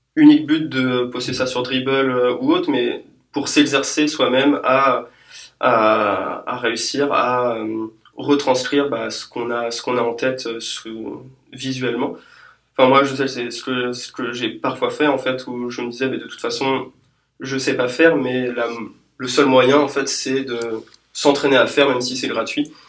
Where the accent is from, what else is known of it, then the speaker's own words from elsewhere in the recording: France; nous, en tant que Français